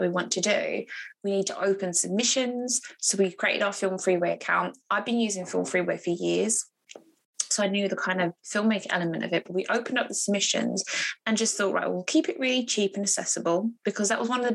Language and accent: English; Harlow, East of England, United Kingdom; my hometown in Harlow